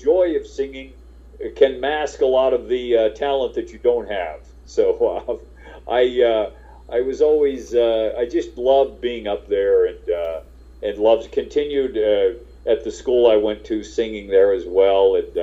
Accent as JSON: {"language": "English", "region": "Maryland", "country": "United States", "tie": "born or raised there", "moved": "as an adult", "lives_now": "Los Angeles, United States", "said": "I grew up in Maryland. My mom is still back there in Frederick, Maryland."}